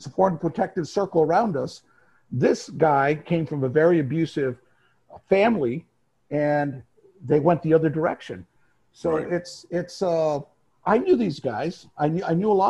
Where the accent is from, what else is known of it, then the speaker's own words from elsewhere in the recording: Phoenix, Arizona, United States; I grew up in Phoenix